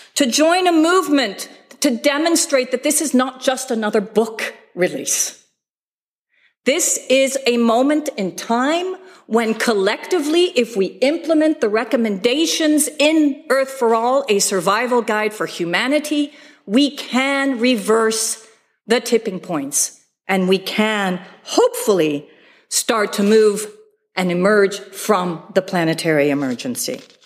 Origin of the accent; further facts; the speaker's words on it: Bay Area, California, United States; I grew up in California, by the way, actually in the Bay Area